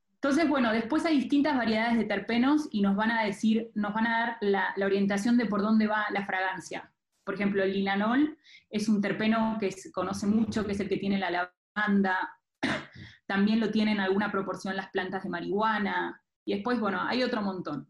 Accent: Argentina; moved away as an adult; also born or lived in Buenos Aires; now in Mexico; Yo soy de Argentina

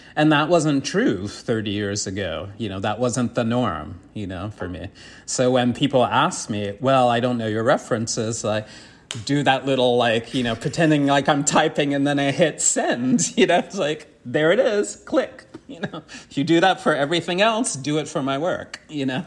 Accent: New York City, New York, United States; I grew up in the South Bronx

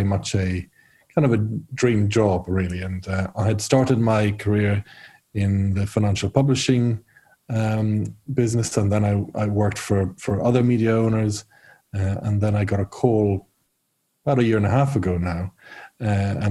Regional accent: Rome, Lazio, Italy; moved away as an adult; also born or lived in Ireland / United Kingdom; I'm half Irish, half Italian. And so I grew up in Rome

